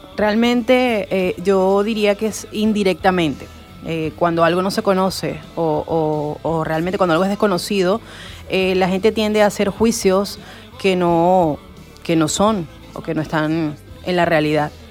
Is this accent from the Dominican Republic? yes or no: no; Venezuela; moved away as an adult; now in Spain; yo soy inmigrante venezolana desde hace dos años en España